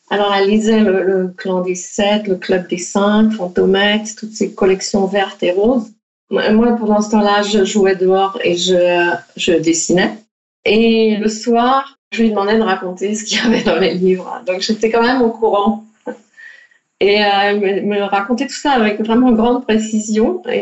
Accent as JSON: {"language": "French", "town": "Paris", "region": "Île-de-France", "country": "France", "also_born_or_lived": "Netherlands", "moved": "as an adult", "said": "J'ai fait cette école d'art aux Pays-Bas et le... bon, je venais de Paris, mais ma famille était encore en France."}